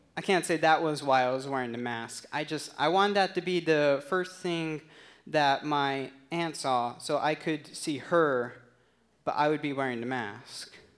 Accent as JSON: {"language": "English", "town": "Tucson", "region": "Arizona", "country": "United States", "tie": "born or raised there", "moved": "yes", "said": "Tucson, Arizona, which is my hometown. That's where I grew up."}